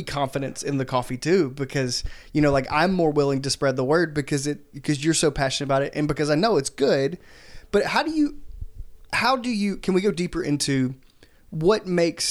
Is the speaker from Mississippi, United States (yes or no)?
yes; Laurel, Mississippi, United States; I'm from Laurel, Mississippi. It is a tiny town